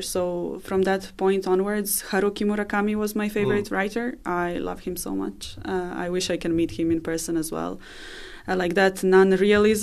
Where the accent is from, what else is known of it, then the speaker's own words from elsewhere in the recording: Belgrade, Serbia; English is a second language; moved away as an adult; now in Dublin, Ireland; I grew up in the capital. I grew up in Belgrade